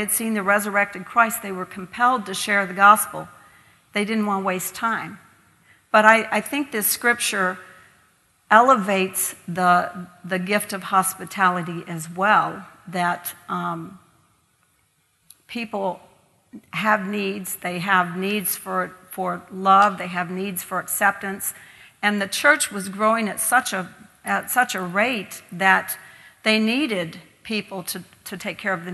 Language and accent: English; Kentucky, United States; moved away as an adult; now in Ireland; growing up in Kentucky, we would be sent out the back door to the neighbors to get more potatoes